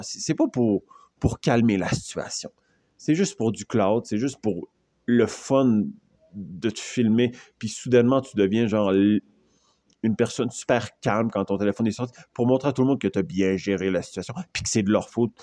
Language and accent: French; Canada; je suis Canadien